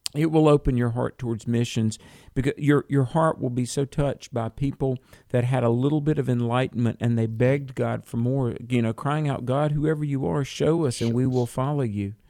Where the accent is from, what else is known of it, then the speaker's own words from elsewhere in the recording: North Carolina, United States; North Carolina, my home state